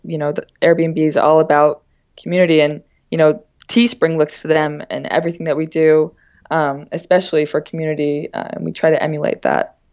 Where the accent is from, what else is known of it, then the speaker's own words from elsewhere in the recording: Boothwyn, Pennsylvania, United States; I'm from Boothwin, Pennsylvania, which is about twenty minutes south of Philadelphia.